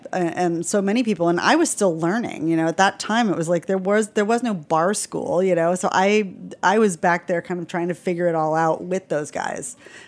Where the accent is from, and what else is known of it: Florida, United States; born or raised there; moved away as an adult; now in New York City, United States